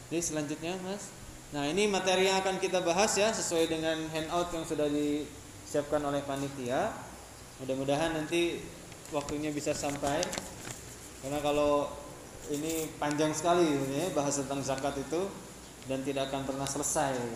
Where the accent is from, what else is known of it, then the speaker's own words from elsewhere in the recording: Tasikmalaya, West Java, Indonesia; moved away as an adult; also born or lived in Yogyakarta; kemudian ketika keluar daerah saya dari Tasikmalaya kemudian ke Jogja semenjak